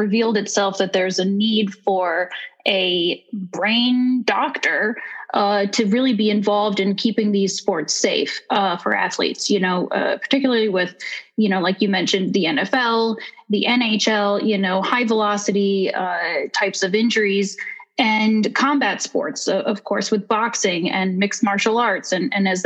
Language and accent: English; Connecticut, United States; I'm from Connecticut originally.